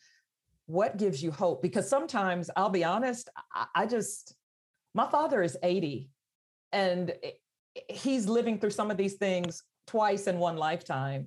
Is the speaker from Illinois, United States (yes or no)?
no; Georgia, United States; my home state